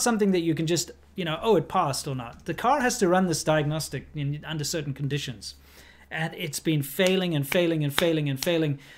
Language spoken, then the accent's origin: English; South Africa; moved away; my home country